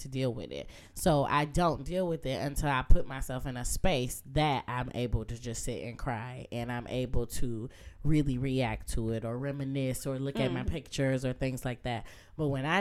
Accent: Muskegon, Michigan, United States; now in Detroit, United States; the loss of not living in my hometown

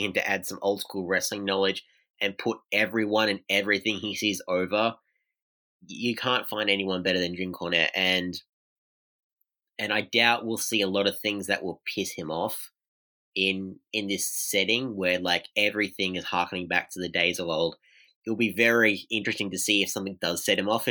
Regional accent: Australia; as an Australian wrestling fan

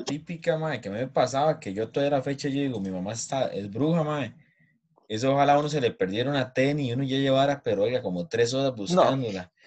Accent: Costa Rica; uno como tico

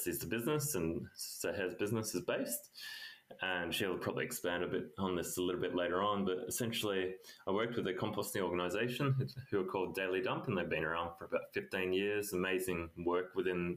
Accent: Australia; moved away as an adult; also born or lived in India; I'm from Australia

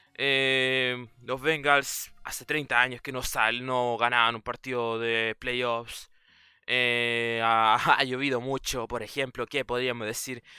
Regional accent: Chile; yo soy chileno

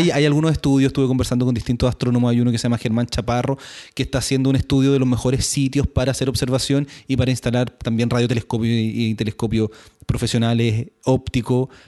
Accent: Chile

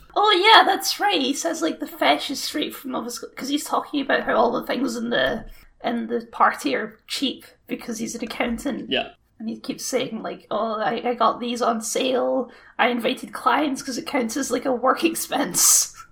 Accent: Scotland, United Kingdom; We're just Scottish barbarians. That's what we are.

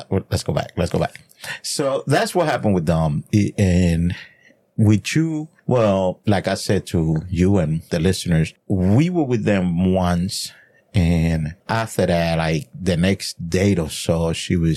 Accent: New Jersey, United States; you are from my neck of the woods because I'm from Jersey.

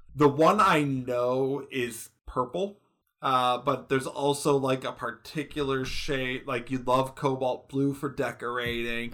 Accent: Michigan, United States; moved away; I'm from Michigan. I lived in Michigan for years

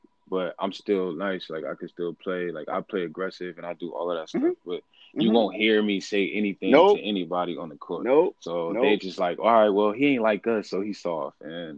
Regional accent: Newark, New Jersey, United States; growing up in Newark

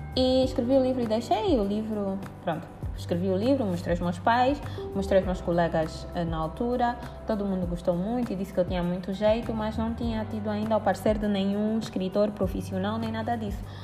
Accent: Angola; eu sou angolana e sou escritora

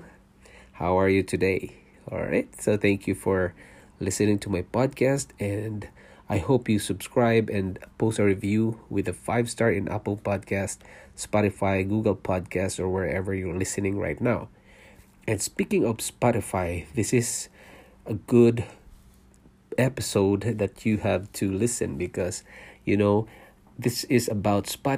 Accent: Philippines; moved away as an adult; also born or lived in Singapore; now in Canada; I was born in Philippines. I'm a Filipino and I worked in Singapore for 5 years, leaving my family behind in Philippines, and then we decided to immigrate to Canada

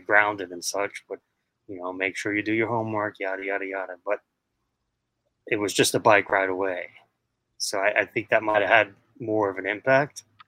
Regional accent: New York City, New York, United States; I was born and raised in Queens, New York

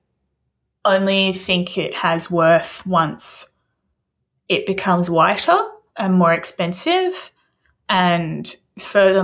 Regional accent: Footscray, Victoria, Australia; I grew up in Footscray. I went to school in Footscray, both like primary and secondary

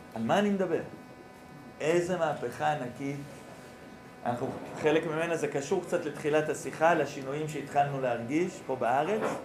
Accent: Nehalim, Central District, Israel; ואני גר במושב, מרכז הארץ, נקרא מושב נחלים

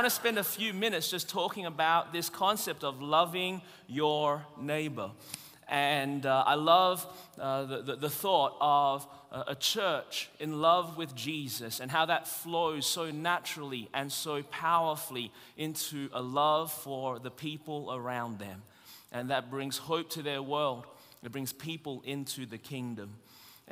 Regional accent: Melbourne, Victoria, Australia; now in Anderson, United States; I was born in Melbourne, Australia. That's the reason my voice is this way.

